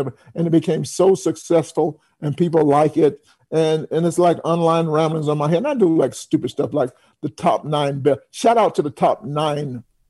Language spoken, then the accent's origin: English; New York, United States; also born or lived in Atlanta; because I'm from New York, I live in New York